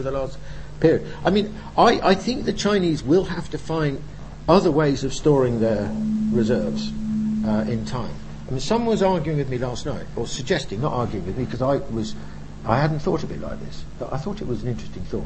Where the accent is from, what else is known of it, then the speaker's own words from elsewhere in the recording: United Kingdom; I'm British, you know, and European